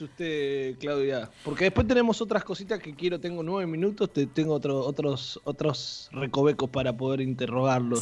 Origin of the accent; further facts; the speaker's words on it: Saladillo, Buenos Aires Province, Argentina; el viaje mío era venir acá a Capital, a Buenos Aires, en tren, porque yo soy de Saladillo